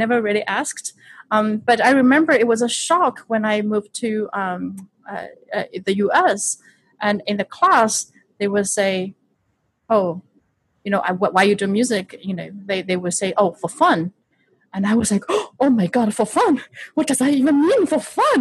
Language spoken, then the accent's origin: English; Shanghai, China; moved away as an adult; now in United States; I am born and raised in Shanghai, China, and I moved to the United States not until when I was 20.